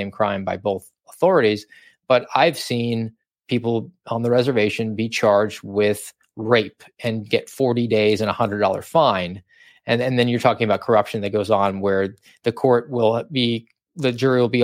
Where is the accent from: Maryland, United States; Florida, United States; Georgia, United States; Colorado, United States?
Georgia, United States; moved away; I'm from Georgia, wanted to get a little bit closer to home